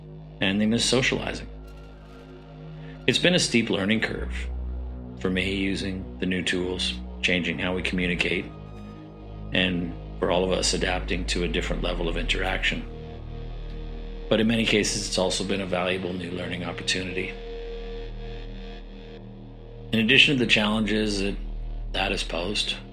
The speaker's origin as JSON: {"language": "English", "town": "Ottawa", "region": "Ontario", "country": "Canada", "moved": "yes", "lives_now": "Doha, Qatar", "said": "I'm originally from Ottawa, Canada."}